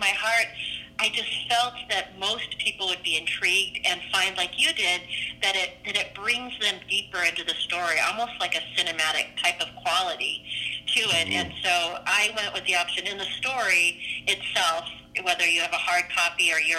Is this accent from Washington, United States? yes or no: yes; Seattle, Washington, United States; moved away as an adult; now in Southern California, United States; I am originally from the Seattle area